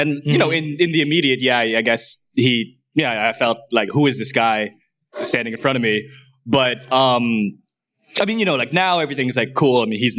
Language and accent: English; New York, United States; I'm from New York